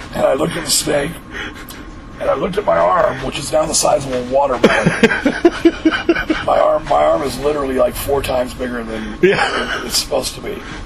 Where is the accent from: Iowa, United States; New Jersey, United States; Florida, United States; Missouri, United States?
Missouri, United States; I was growing up in Missouri